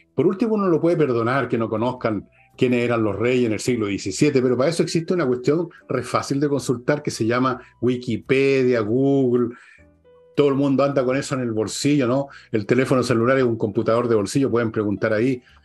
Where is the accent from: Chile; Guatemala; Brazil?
Chile; Nacimos en Chile, nos casamos en Chile, amamos en Chile, tenemos hijos en Chile, nos educamos